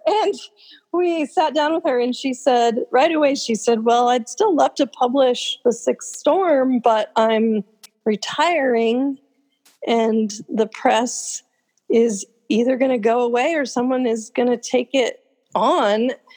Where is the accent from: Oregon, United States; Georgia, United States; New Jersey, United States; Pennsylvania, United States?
Oregon, United States; Oregon coast, United States; also born or lived in Willamette Valley, Oregon / Bend, Oregon; I've been in Oregon my whole life. I grew up on the Oregon coast, and then I was in the valley for a while, and I've been in Bend now for 25 years.